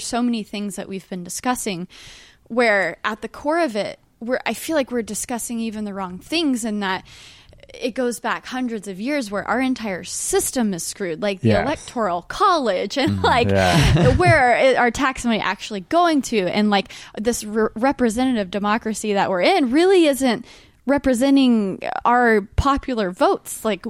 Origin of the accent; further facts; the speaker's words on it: New York City, New York, United States; And as a New Yorker, I love that I have these beautiful parks to go